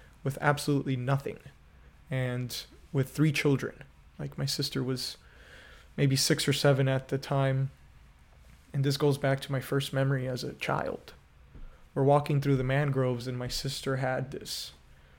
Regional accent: Miami, Florida, United States; moved away as an adult; also born or lived in Remedios, Cuba; now in Rockford, United States; I came to this country as a toddler. I was born in Cuba, and I lived most of my life in Miami, Florida

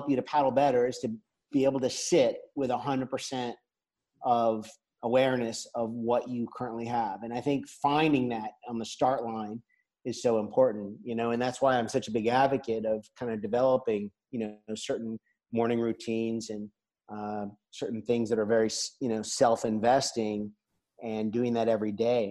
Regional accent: United States; moved away as an adult; now in La Seu d'Urgell, Spain; as an American visitor

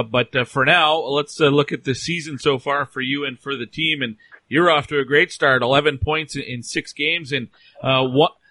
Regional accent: Onalaska, Wisconsin, United States; I'm from Onalaska, Wisconsin.

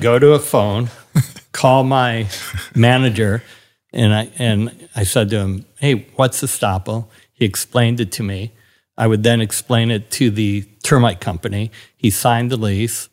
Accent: Milwaukee, Wisconsin, United States; moved away; I grew up in Milwaukee

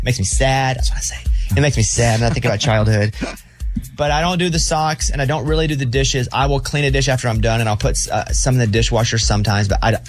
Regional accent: Mountain Pine, Arkansas, United States; I'm from Mountain Pine, Arkansas, population 700, and there's a sign. This is

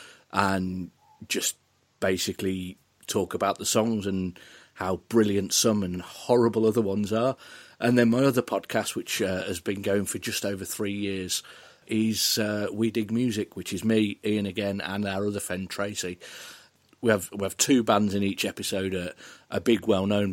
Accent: Polesworth, West Midlands, United Kingdom; I am from originally from Polesworth in North Warwickshire

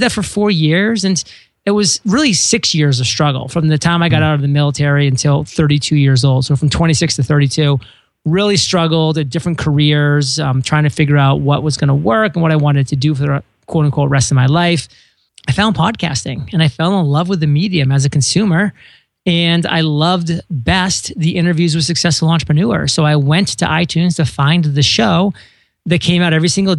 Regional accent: Maine, United States; moved away as an adult; I grew up in Maine for the first 18 years of my life

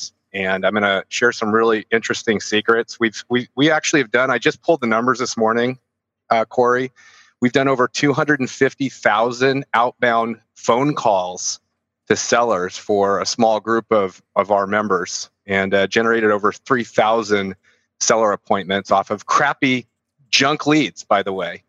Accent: San Francisco Bay Area, California, United States; I'm from California, from San Francisco Bay Area

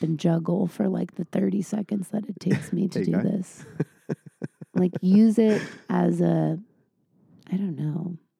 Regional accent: San Diego, California, United States; I grew up in San Diego

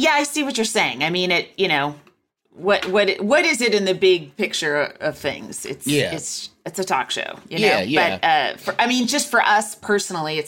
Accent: Walnut Creek, California, United States; moved away; I'm from Walnut Creek, California

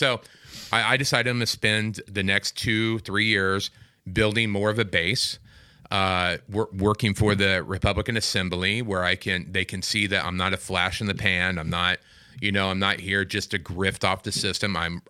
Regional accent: Midwest, United States; Not in California. Midwest. Okay. I'm from the Midwest, and...

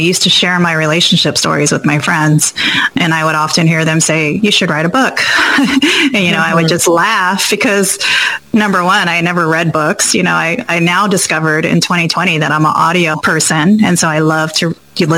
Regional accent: Hawaii, United States; also born or lived in Guam; I was born in Guam and raised in Hawaii.

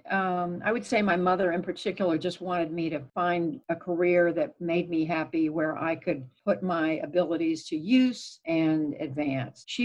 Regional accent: Augusta, Georgia, United States; also born or lived in Tulsa, Oklahoma / Germany / Missouri / New Jersey; I grew up as an Army brat. I was born in Tulsa, Oklahoma. Father in the military in the Army. We lived in Germany. We lived back in the U.S. for a while in Missouri and New Jersey. Eventually, uh, went moved to Augusta, Georgia, where I finished high school.

